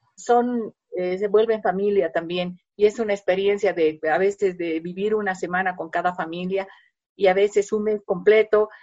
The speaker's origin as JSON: {"language": "Spanish", "country": "Bolivia", "said": "somos los bolivianos"}